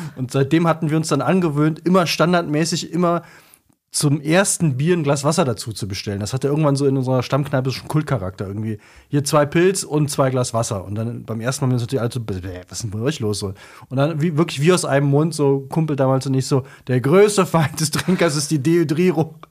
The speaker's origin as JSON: {"language": "German", "town": "Cologne", "region": "North Rhine-Westphalia", "country": "Germany", "also_born_or_lived": "Bremen", "said": "als Kölner"}